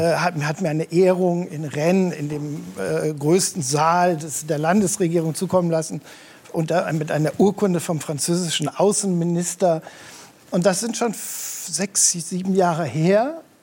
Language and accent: German; Rhineland, Germany; ich bin ja im Rheinland geboren